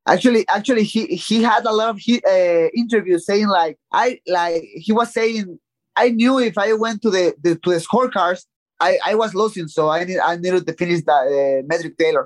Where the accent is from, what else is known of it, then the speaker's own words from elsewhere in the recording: Tijuana, Baja California, Mexico; English is a second language; from my hometown in Tijuana